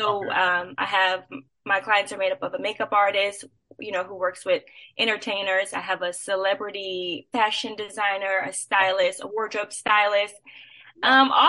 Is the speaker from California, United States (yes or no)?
no; New Orleans, Louisiana, United States; I am originally from New Orleans.